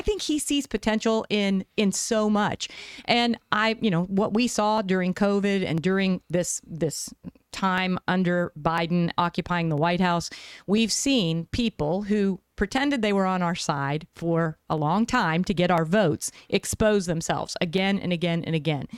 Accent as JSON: {"language": "English", "region": "West Virginia", "country": "United States", "tie": "born or raised there", "moved": "yes", "lives_now": "Arizona, United States", "said": "I grew up in the East. I grew up in West Virginia"}